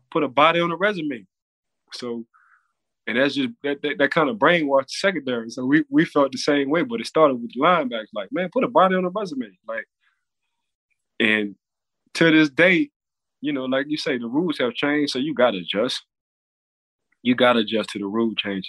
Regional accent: New Orleans, Louisiana, United States; now in Florida, United States; I'm from New Orleans

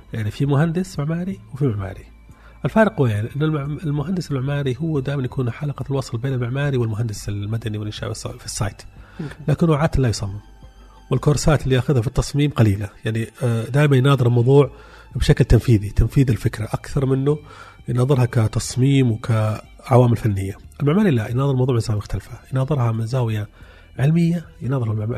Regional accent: Saudi Arabia; عندنا في السعوديه

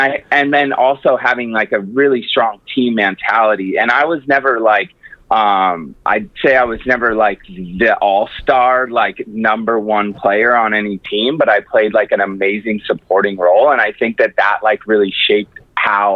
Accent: Capitola, California, United States; moved away as an adult; also born or lived in San Diego; I was born and raised in Northern California in a small town called Capitola

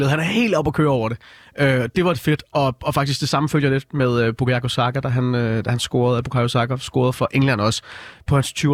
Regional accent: Denmark; som dansker?

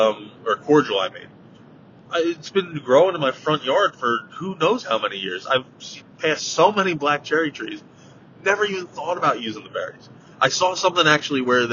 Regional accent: New Jersey, United States; I grew up in New Jersey, not Louisiana

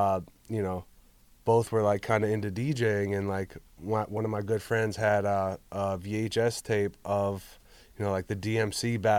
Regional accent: Hollywood, California, United States; now in Pittsburgh, United States; Growing up in Hollywood, California, to go to Pittsburgh, Pennsylvania.

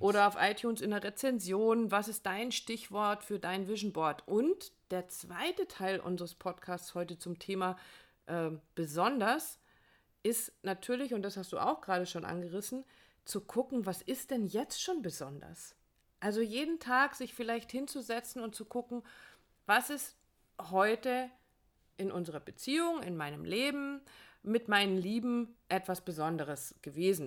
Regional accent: Northern Germany, Germany; moved away; in meine Heimat fahren, dass wir wieder äh, ans Wasser fahren, in den Norden fahren

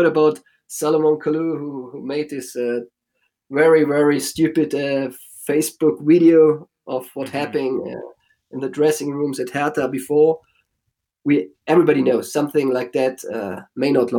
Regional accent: Germany; So when I watch my hometown with 10,000 people living here

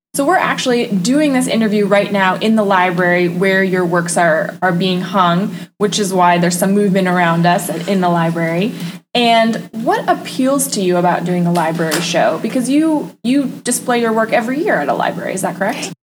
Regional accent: Maine, United States; now in Northwest Florida, United States; I'm originally from Maine

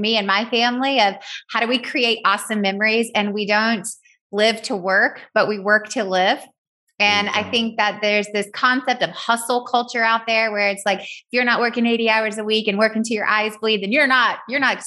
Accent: Southern, United States; accent: Southern; my Southern accent

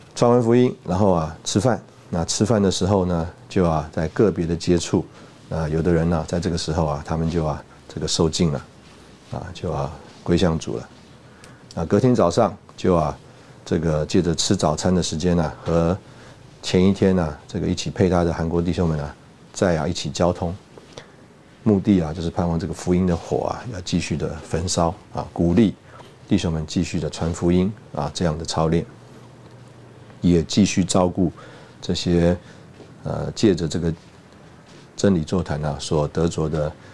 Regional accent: Taiwan; 我们出来台湾长大的这个人

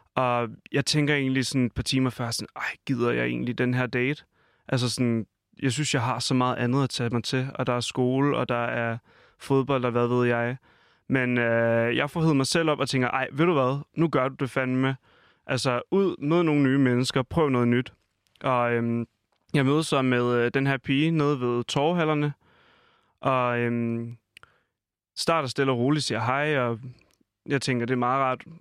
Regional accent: Falster, Zealand, Denmark; moved away; hjemme på Falster, hvor jeg kommer fra

